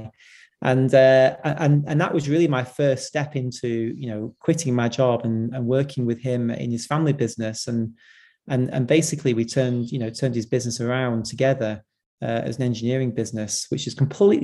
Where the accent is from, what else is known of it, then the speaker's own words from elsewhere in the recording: Blackpool, North West England, United Kingdom; I grew up in Blackpool, which is, you know, quite a deprived area in the UK.